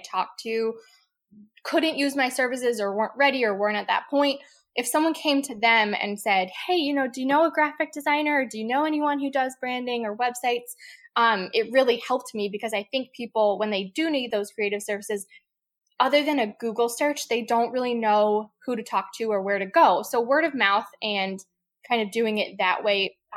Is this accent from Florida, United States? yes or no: no; Lancaster, Pennsylvania, United States; moved away as an adult; also born or lived in Outer Banks, North Carolina / upstate New York; So I grew up in Lancaster, Pennsylvania, which is like Amish country. And I grew up there.